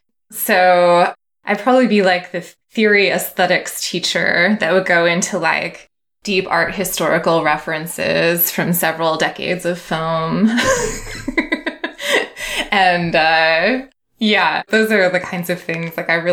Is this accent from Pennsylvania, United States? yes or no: yes; Philadelphia, Pennsylvania, United States; I grew up in Philadelphia as a teenager in the 90s.